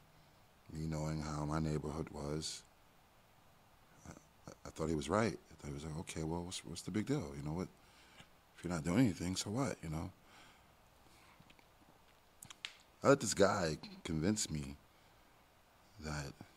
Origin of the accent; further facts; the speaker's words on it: New York City, New York, United States; moved away; also born or lived in Washington, D.C.; I'm from Brooklyn. Grew up in the ghetto.